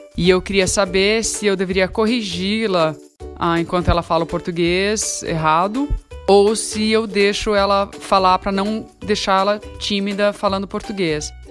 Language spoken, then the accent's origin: Portuguese; Brazil; now in United States; somos brasileiros